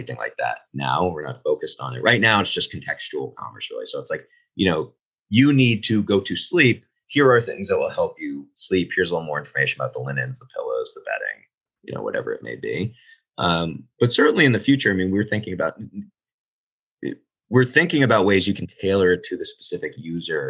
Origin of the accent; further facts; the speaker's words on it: Boston, Massachusetts, United States; I'm from Boston